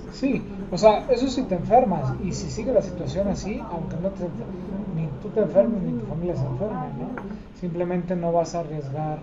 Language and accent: Spanish; Mexico City, Mexico; moved away as an adult; now in Aguascalientes, Mexico; Nací en Tlatelolco